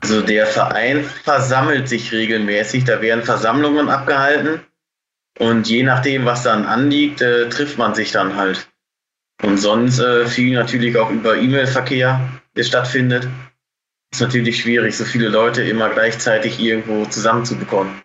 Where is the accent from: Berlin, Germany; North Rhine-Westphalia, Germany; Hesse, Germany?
North Rhine-Westphalia, Germany; Bocholt; Ich komme aus Bocholt. Das ist direkt an der niederländischen Grenze.